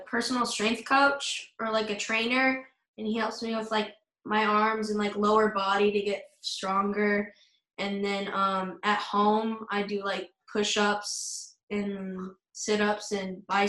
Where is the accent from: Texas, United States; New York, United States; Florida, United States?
Texas, United States; San Antonio; also born or lived in Arizona; I'm from San Antonio, Texas.